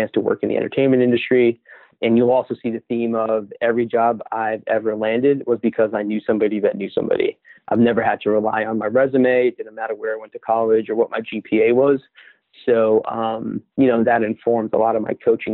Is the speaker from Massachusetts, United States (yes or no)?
yes; Boston, Massachusetts, United States; born and raised in Boston